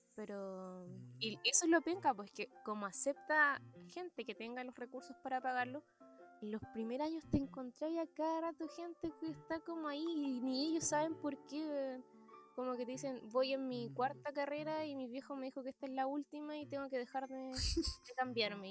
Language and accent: Spanish; Concepción, Biobío, Chile; soy de Conce